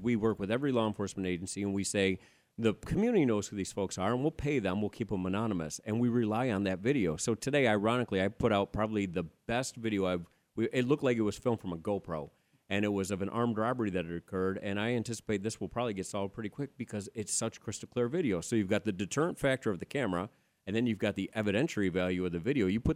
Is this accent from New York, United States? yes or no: yes; New York, United States; accent: New York; now in Arizona, United States; when I'm around someone else from New York, my accent comes out a little bit